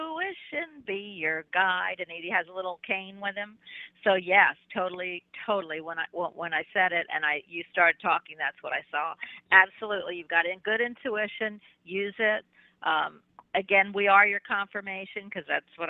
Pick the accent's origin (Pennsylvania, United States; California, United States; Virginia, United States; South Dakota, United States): Pennsylvania, United States; Philadelphia; moved away as an adult; now in Florida, United States; I'm from Philadelphia